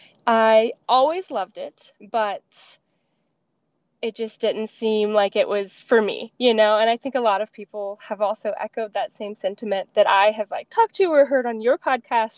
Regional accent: Kentucky, United States; moved away as an adult; also born or lived in Alaska; I grew up in Kentucky near this place called the Red River Gorge

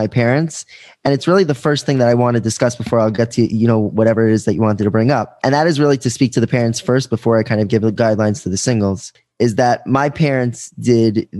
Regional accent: Five Towns, New York, United States; I grew up here in the Five Towns

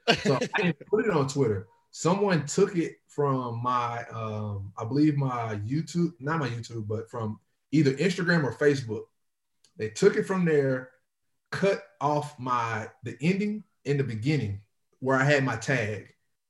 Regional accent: Nacogdoches, Texas, United States; I'm from, if people know Texas, I'm from East Texas. So I'm from a little small city called Nacogdoches, Texas.

